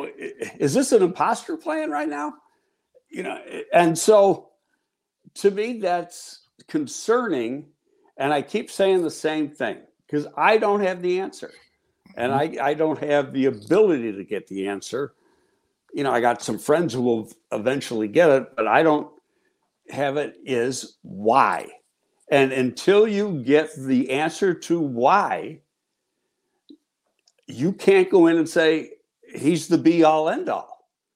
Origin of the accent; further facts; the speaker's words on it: Buffalo, New York, United States; I grew up in Buffalo